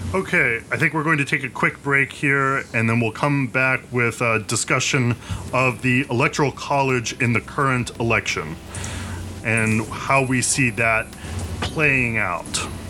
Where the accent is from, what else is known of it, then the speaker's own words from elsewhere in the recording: West Virginia, United States; now in Jersey City, United States; I'm from West Virginia